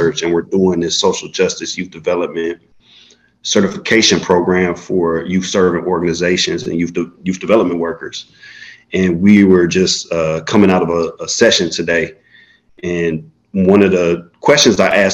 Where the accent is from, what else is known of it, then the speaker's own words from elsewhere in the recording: Florida, United States; moved away as an adult; also born or lived in Chicago, Illinois / Vassar College, New York; I was born in Chicago, grew up in Florida